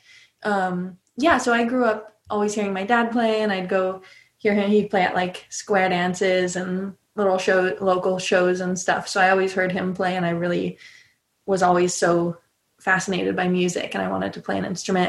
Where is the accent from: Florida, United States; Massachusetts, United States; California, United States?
California, United States; So I grew up in California. My dad is from Illinois and his dad played the banjo, my grandpa.